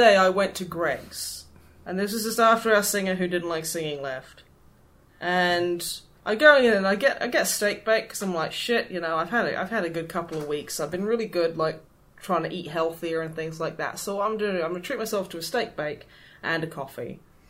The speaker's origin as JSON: {"language": "English", "region": "East Midlands", "country": "United Kingdom", "said": "I call them cobs because I'm from the East Midlands."}